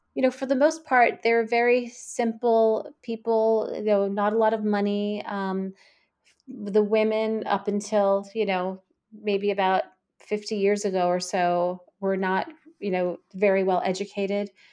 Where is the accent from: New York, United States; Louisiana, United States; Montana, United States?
New York, United States; I'm a New Yorker, born and bred here